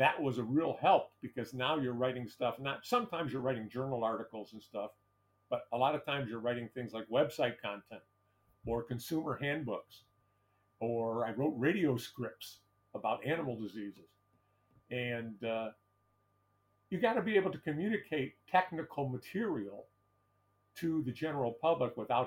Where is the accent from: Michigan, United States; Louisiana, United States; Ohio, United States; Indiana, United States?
Michigan, United States; Detroit; my hometown of Detroit